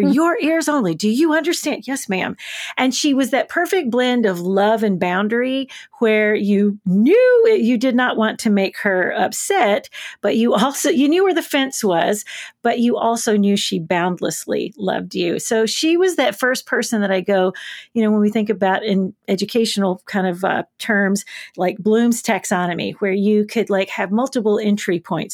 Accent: Covington, Tennessee, United States; now in Nashville, United States; I was born in Covington, Tennessee, birthplace of … and the Charms Blow Pop

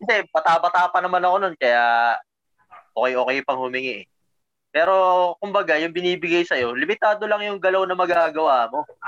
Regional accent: Luzon, Philippines; bata ako, syempre, taga Luzon ako

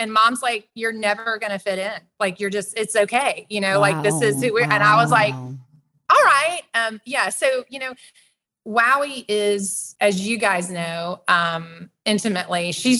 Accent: Atlanta, Georgia, United States; I grew up here in the Metro Atlanta area

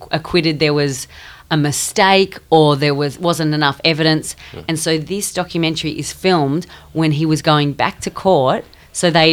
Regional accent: Australia; I'm Australian

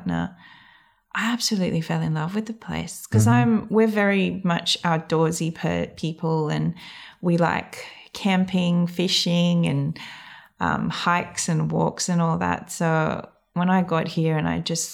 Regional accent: Seychelles; first language English; now in Tasmania, Australia; I grew up on the main island, which is Mahé

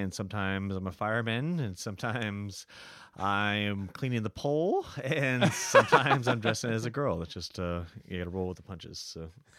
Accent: California, United States; moved away as an adult; also born or lived in San Francisco; now in Shanghai, China; I am from California originally.

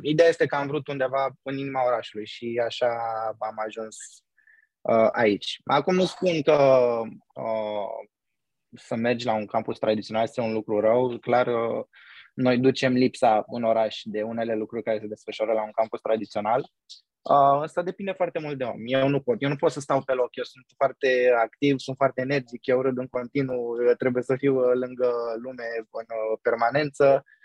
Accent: Romania; moved away as an adult; now in New York, United States; când stăteam acasă în România

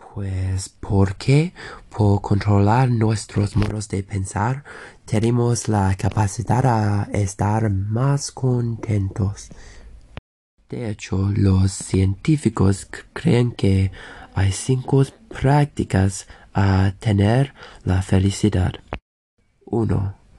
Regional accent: England, United Kingdom; soy de Inglaterra

